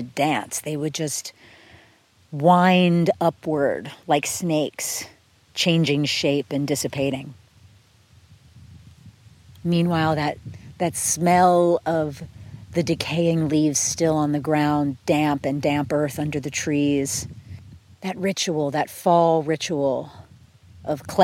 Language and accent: English; outside of Philadelphia, Pennsylvania, United States; When I was a kid, I grew up outside of Philadelphia